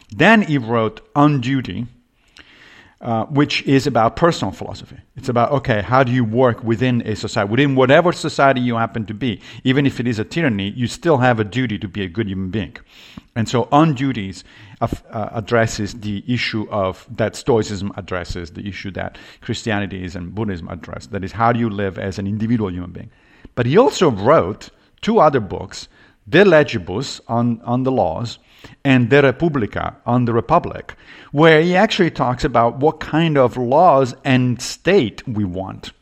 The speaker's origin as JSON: {"language": "English", "town": "Rome", "region": "Lazio", "country": "Italy", "tie": "born or raised there", "moved": "yes", "lives_now": "New York, United States", "said": "I grew up Catholic in Rome"}